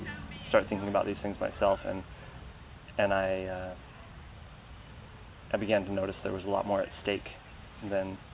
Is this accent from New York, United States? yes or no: no; Seattle, Washington, United States; I grew up in Seattle, Washington